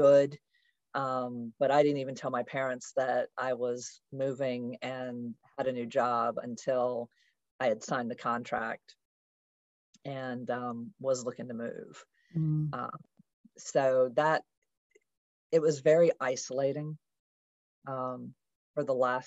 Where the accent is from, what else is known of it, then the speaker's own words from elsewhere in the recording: United States; I'm an American